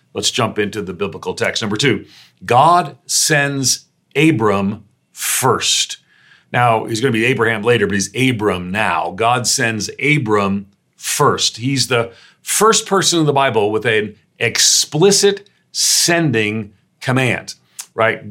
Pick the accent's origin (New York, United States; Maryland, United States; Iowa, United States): New York, United States; also born or lived in Northeastern United States; I'm a New Yorker